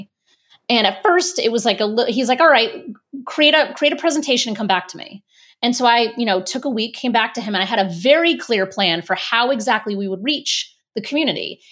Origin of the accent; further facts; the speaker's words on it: Rhode Island, United States; moved away as an adult; also born or lived in Boston, Massachusetts; I grew up in Rhode Island